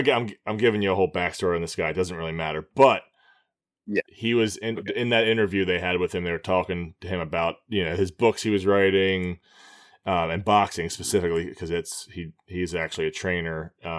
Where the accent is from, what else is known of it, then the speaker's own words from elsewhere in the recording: Baltimore, Maryland, United States; I'm just going to say I'm from Baltimore